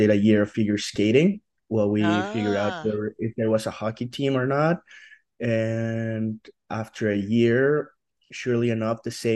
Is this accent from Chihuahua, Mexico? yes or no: no; Mexico City, Mexico; now in Utah, United States; I'm from Mexico City in Mexico.